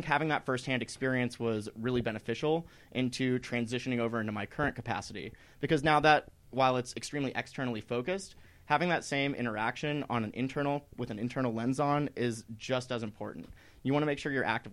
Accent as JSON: {"language": "English", "region": "East Coast", "country": "United States", "tie": "born or raised there", "moved": "as an adult", "lives_now": "Colorado, United States", "said": "I grew up on the East Coast"}